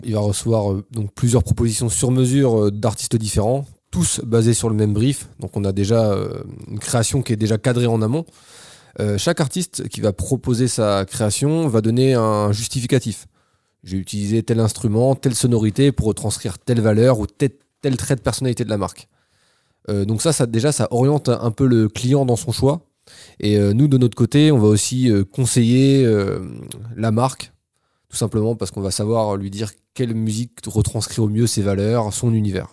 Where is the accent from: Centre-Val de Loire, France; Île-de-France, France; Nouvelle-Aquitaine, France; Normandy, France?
Centre-Val de Loire, France; Orléans; moved away as an adult; now in Bordeaux, France; je viens d'Orléans